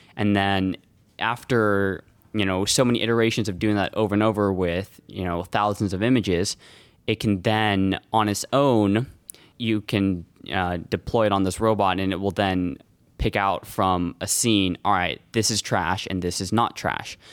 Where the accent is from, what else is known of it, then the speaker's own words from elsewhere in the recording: Los Altos, California, United States; I'm from Los Altos